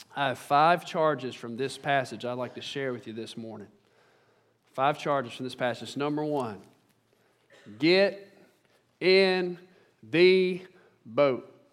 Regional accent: Central Mississippi, United States; I'm from Central Mississippi.

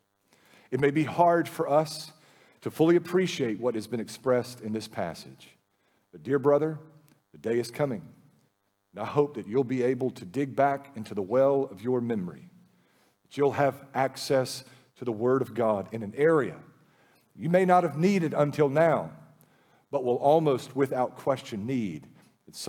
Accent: United States; We live in the lap of luxury as American Christians

